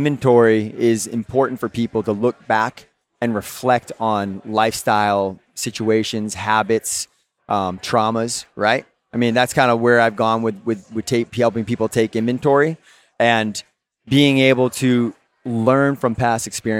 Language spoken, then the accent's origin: English; Boston, Massachusetts, United States; I'm from Boston, dude.